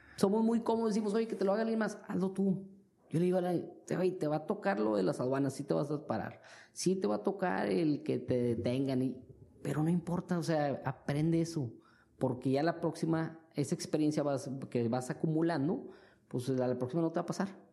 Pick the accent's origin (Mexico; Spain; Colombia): Mexico; moved away as an adult; now in China; como mexicanos